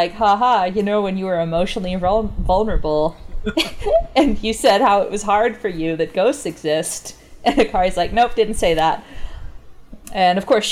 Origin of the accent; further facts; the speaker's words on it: Calgary, Alberta, Canada; I'm from Calgary